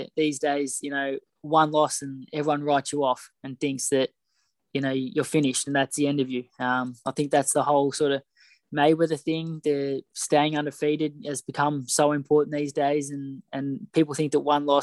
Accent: Australia; us young kids growing up in Australia

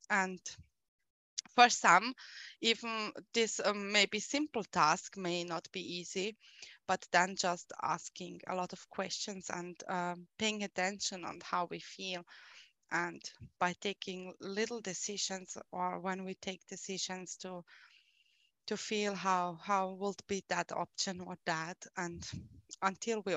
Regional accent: Austria; I am from Austria

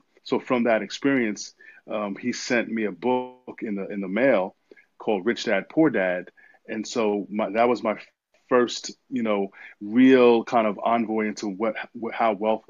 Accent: New York City, New York, United States; I'm from New York City, born and raised.

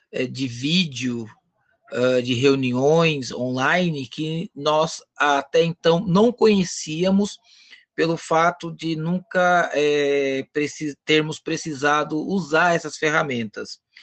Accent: Osasco, São Paulo, Brazil; Sou natural de Osasco

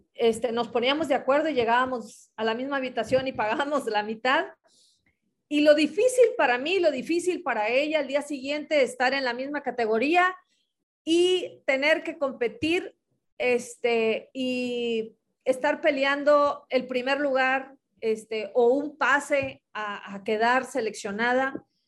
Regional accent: Ciudad Madero, Tamaulipas, Mexico; soy de Tamaulipas, eh, de Ciudad Madero, aquí cerquita de la playa

